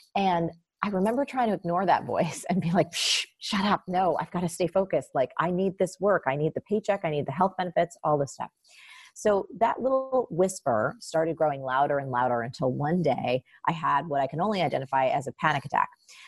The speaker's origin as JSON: {"language": "English", "region": "New Jersey", "country": "United States", "tie": "born or raised there", "said": "I am from New Jersey, and I come, my mom grew up in poverty, and I grew up in a very just blue collar working class neighborhood down the shore"}